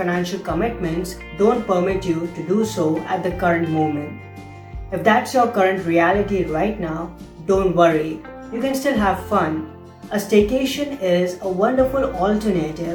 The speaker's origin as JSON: {"language": "English", "country": "India", "moved": "yes", "said": "India, my home country"}